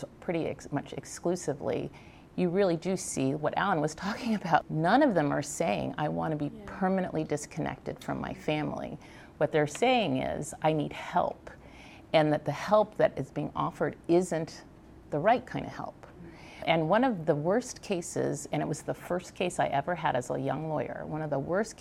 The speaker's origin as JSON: {"language": "English", "region": "Virginia", "country": "United States", "tie": "born or raised there", "said": "I grew up in Virginia."}